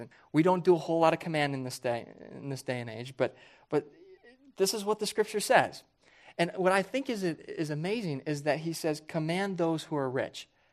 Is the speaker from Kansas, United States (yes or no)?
yes; Johnson County, Kansas, United States; moved away; I never, growing up there, viewed myself and my family as very wealthy.